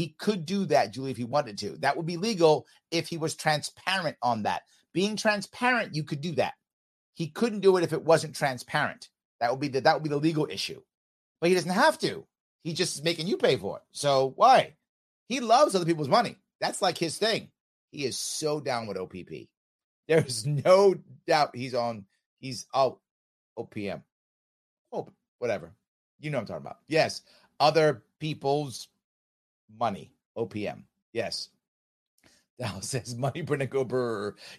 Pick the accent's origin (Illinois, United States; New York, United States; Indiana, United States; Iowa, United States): New York, United States; I'm a New Yorker, man. That's who I am.